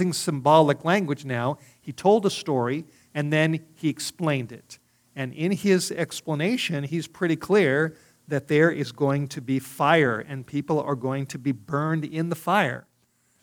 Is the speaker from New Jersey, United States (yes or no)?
no; Los Angeles, California, United States; moved away; also born or lived in Hollywood Hills; Growing up in Los Angeles